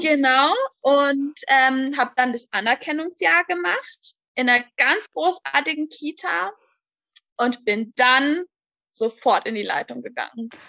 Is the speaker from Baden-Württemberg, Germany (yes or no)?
yes; High Rhine, on the Swiss border, Baden-Württemberg, Germany; Ich komme vom schönen Hochrhein an der Schweizer Grenze